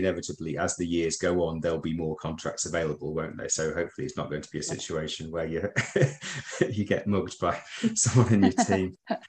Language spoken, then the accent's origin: English; Preston, North West England, United Kingdom; now in Birmingham, United Kingdom; we're from Birmingham, but I'm actually from Preston originally. So all my affiliations in the Northwest